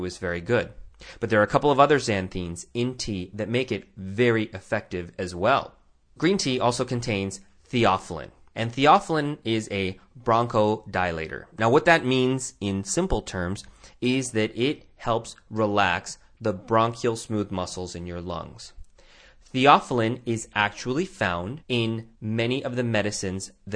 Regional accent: Tucson, Arizona, United States; my hometown of Tucson, Arizona

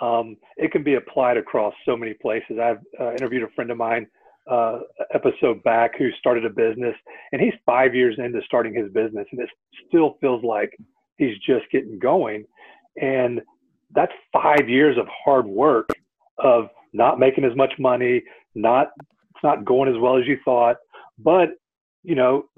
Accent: Katy, Texas, United States; I'm from the Katy area, grew up here, had a really good life

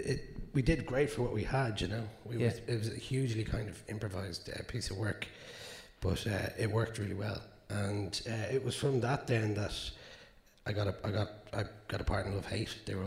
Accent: Dublin, Leinster, Ireland; I'm from South Dublin

